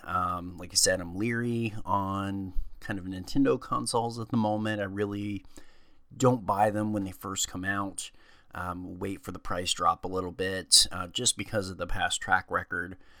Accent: Ohio, United States; I grew up in Ohio

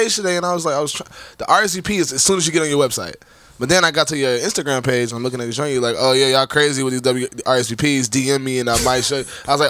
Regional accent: Cincinnati, Ohio, United States; also born or lived in Florida; now in New York, United States; I'm from Ohio. I'm from the Midwest, baby.

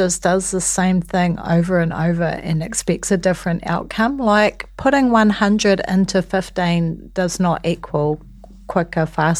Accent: Waiheke Island, Auckland, New Zealand; where I grew up on Waiheke, there wasn't like a massive lag to get your house built.

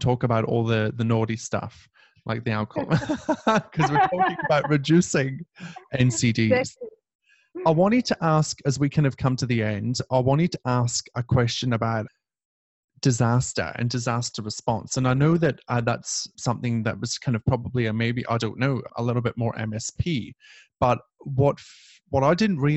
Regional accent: United Kingdom; we're white British people

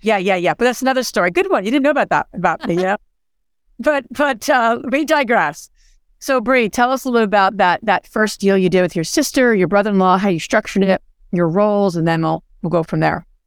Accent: New Jersey, United States; I'm from Jersey

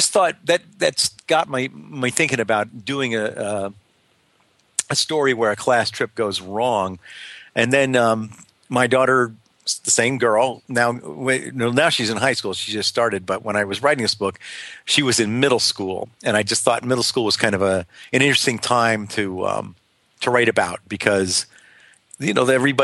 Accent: Northeast, United States; also born or lived in New York / Pennsylvania; now in Miami, United States; I came from the Northeast, I grew up in New York and Pennsylvania

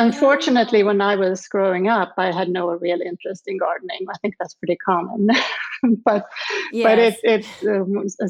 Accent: Lund, Skåne, Sweden; English is a second language; moved away as an adult; now in Charlottesville, United States; where I grew up was outside of Lund, which is in the southern part of Sweden

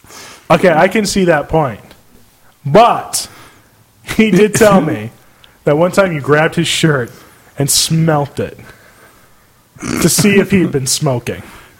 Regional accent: Scotland, United Kingdom; now in United States; I'm Scottish. I can say

